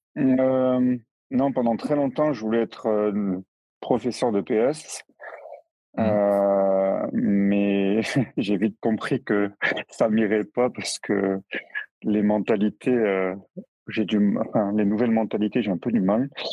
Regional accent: near Toulouse, the South, Occitania, France; now in Strasbourg, France; je suis originaire du Sud, à côté de Toulouse

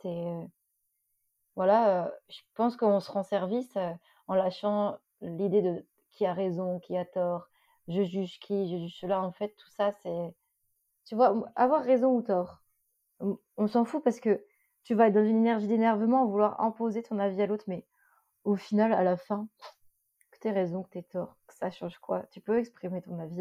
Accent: Lille, Hauts-de-France, France; J'ai grandi à Lille

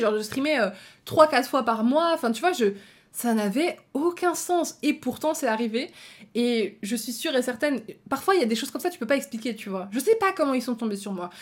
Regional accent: Belgium; Je suis même pas française, je suis belge

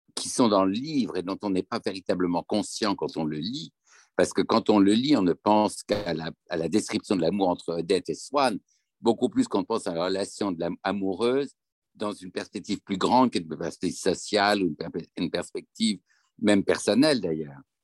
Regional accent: France; on est français et qu'on parle le français

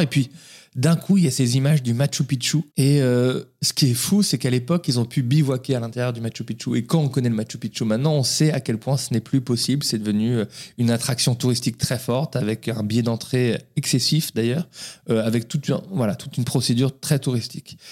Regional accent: Paris, Île-de-France, France; je suis né à Paris. Euh, j'ai fait mes études à Paris

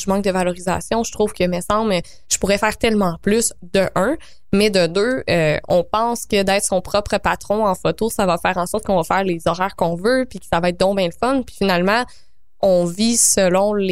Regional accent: Quebec, Canada; ma Beauce natale. Je viens de la Beauce, donc salut à tous les bons

